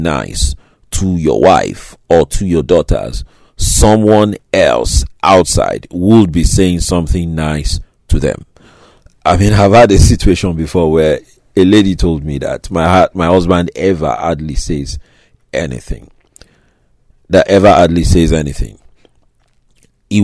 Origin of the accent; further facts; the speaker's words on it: Lagos, Nigeria; the sort of place where I grew up in Nigeria, Lagos, Nigeria, in Africa